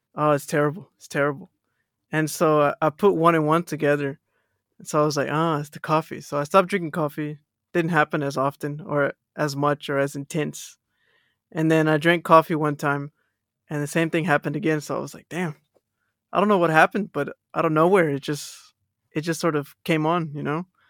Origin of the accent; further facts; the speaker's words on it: Texas, United States; accent: American; now in Australia; I'm from Texas